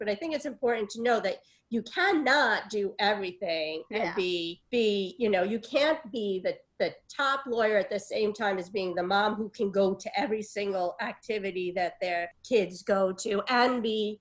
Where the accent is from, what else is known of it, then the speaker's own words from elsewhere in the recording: New York City, New York, United States; I was born in Brooklyn, before Brooklyn was cool